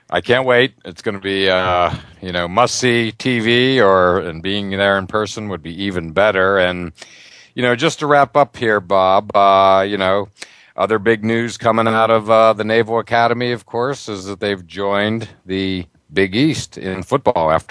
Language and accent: English; Ireland; I'm Irish. And uh, I just can't wait for that game.